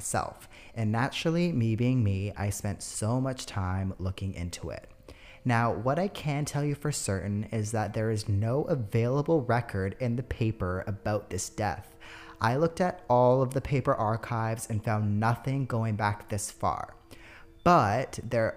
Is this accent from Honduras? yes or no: no; New Westminster, British Columbia, Canada; my hometown of New Westminster, British Columbia, out in Canada